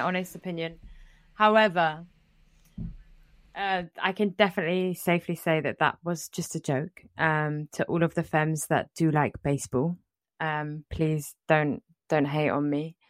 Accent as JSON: {"language": "English", "region": "England", "country": "United Kingdom", "tie": "born or raised there", "said": "growing up in England"}